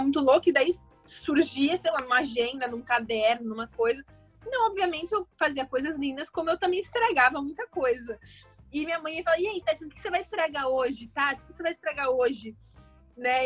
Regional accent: São Paulo, Brazil; now in Rio de Janeiro, Brazil; Bom, eu nasci em São Paulo, eu sou paulista. É, hoje eu moro no Rio, mas eu nasci em São Paulo.

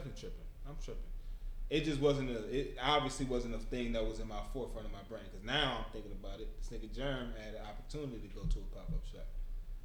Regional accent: Detroit, Michigan, United States; I'm from Detroit

